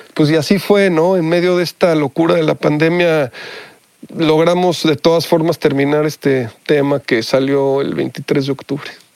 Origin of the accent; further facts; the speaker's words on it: Mexico; moved away as an adult; also born or lived in Mexico City; now in United States; mi educación fue 100% en México, en, en escuelas mexicanas